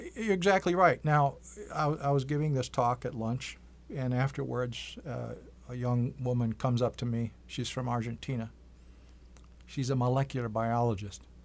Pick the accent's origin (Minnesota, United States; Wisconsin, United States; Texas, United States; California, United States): Wisconsin, United States; Green Bay; now in Iowa City, United States; Originally, I'm from the Oneida Indian Reservation in, uh, Green Bay, Wisconsin